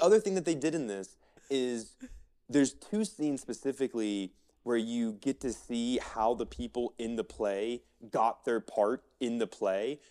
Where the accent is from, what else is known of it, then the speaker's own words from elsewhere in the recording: Florida, United States; now in Colorado, United States; I grew up in Florida